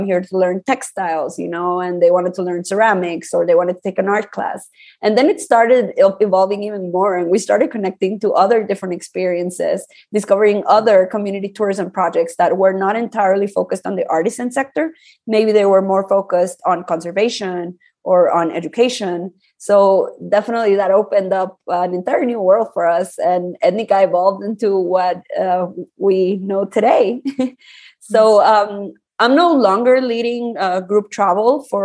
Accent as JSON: {"language": "English", "country": "Guatemala", "tie": "born or raised there", "said": "I was born and raised here in Guatemala"}